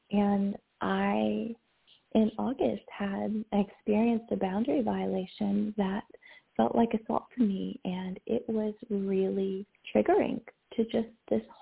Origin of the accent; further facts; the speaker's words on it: the South, United States; And I grew up in the South and I'll talk more about that later probably.